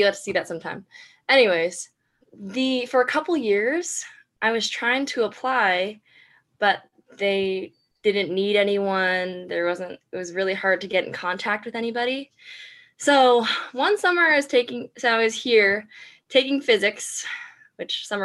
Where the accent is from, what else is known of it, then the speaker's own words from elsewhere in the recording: Orange County, California, United States; moved away as an adult; now in Eugene, United States; I'm from Orange County, California. Grew up there